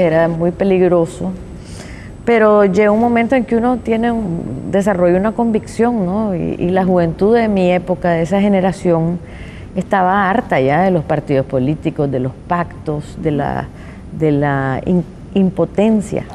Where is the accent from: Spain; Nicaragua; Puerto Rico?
Nicaragua; born or raised there